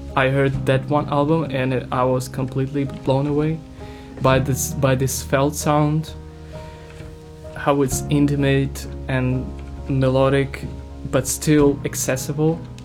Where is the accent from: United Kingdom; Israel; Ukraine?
Ukraine; English is a second language; I'm music producer from Ukraine